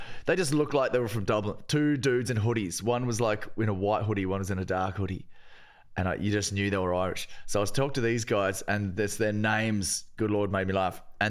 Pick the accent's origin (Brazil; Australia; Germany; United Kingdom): Australia; I'm Australian, no stranger to a futon.